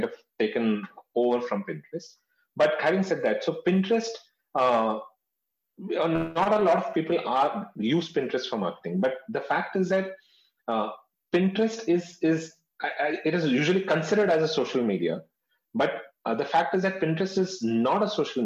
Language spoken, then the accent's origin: English; North India, India; I'm from South India. But I've been born and brought up in North India